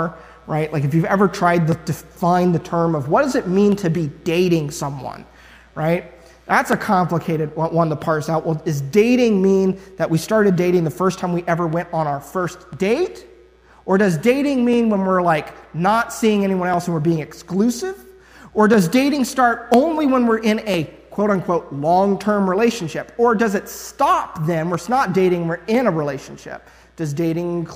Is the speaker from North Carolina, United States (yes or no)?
no; Ohio, United States; I'm from Ohio. I don't know if it's just because I'm from Ohio or the area I'm from